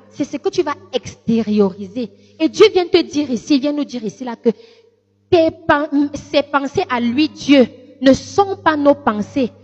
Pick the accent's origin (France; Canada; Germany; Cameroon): Cameroon; Lékié, Centre; mes origines euh, d'où je suis venue, c'est, je suis de la Léquier